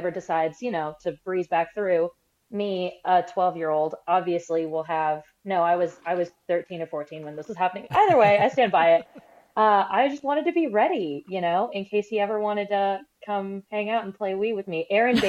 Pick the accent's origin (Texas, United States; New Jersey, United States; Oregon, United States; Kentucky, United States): Oregon, United States; Portland; I'm from Portland